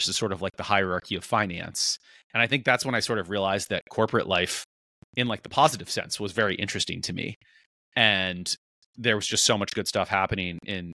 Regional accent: East Coast, United States; moved away; growing up on the East Coast

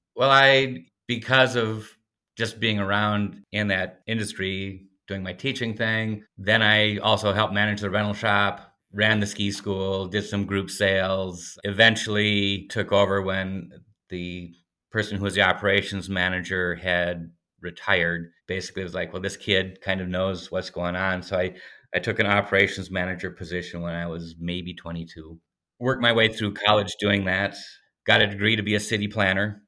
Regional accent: Red Wing, Minnesota, United States; I grew up skiing down in Red Wing, Rivertown, southern Minnesota

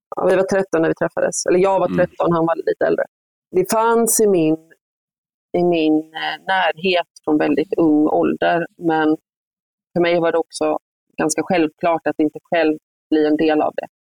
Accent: Gothenburg, Västra Götaland, Sweden; accent: göteborgska; moved away as an adult; also born or lived in Uppsala / Stockholm; jag är göteborgare, jag kommer alltid vara det

